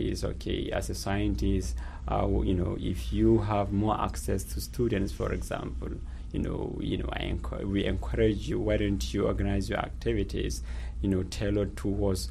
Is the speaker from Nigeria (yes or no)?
yes; Nigeria; moved away as an adult; also born or lived in United Kingdom; I was born and raised in Nigeria, and I went through the schooling system. And in 2011, I moved to the UK